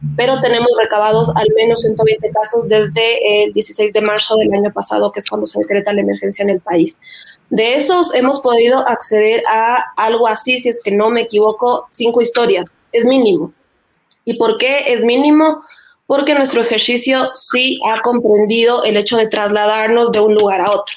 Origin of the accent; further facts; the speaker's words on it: Ecuador; como ecuatorianos